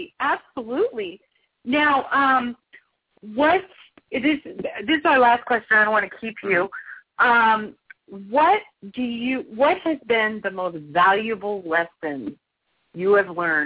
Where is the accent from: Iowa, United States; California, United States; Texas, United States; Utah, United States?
California, United States; Los Angeles; born or raised there